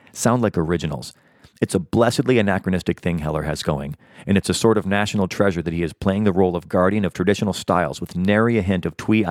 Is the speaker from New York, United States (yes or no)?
no; Chicago, Illinois, United States; growing up in suburban Chicago